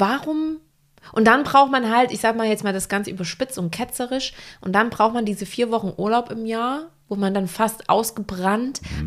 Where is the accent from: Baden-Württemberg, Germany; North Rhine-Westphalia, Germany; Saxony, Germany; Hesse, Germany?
Saxony, Germany; Wilkau-Haßlau; now in Hamburg, Germany; wenn ich nach Hause fahre in die Heimat. Mhm. Ich komme ja auch aus einer kleinen Stadt.